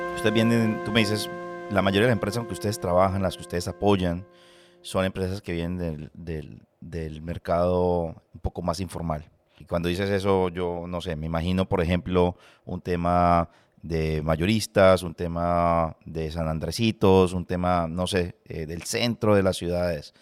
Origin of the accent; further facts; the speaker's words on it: Colombia; moved away; vengo de Colombia